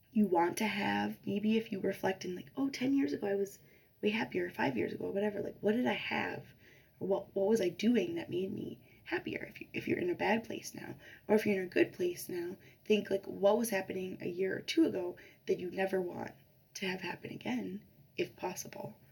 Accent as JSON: {"language": "English", "town": "Chicago", "region": "Illinois", "country": "United States", "moved": "yes", "said": "I'm from Chicago originally"}